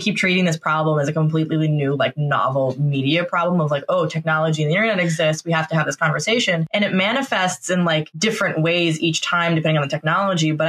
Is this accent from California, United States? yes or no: no; Oregon, United States; I grew up in Oregon, so it rained all the time.